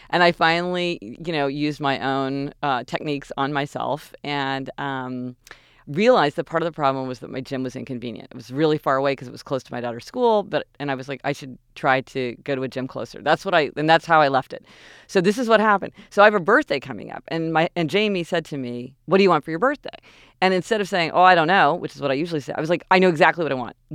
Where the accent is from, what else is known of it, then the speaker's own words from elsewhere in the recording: Kansas City, Missouri, United States; we're spoiled growing up in Kansas City.